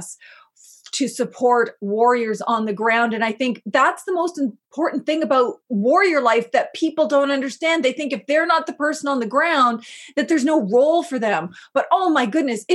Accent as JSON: {"language": "English", "country": "Canada", "said": "I'm not from Shikwetmik territory, I'm from Mi'kma'ki"}